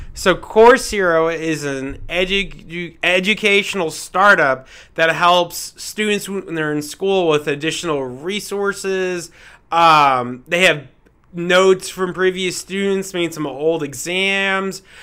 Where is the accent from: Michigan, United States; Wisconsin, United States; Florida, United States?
Florida, United States; Fort Lauderdale; moved away as an adult; also born or lived in Houston, Texas; now in Denver, United States; I am from Fort Lauderdale, Florida